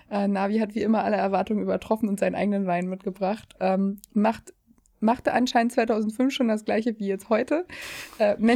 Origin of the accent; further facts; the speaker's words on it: East Germany, Germany; now in Hamburg, Germany; Bei uns im Osten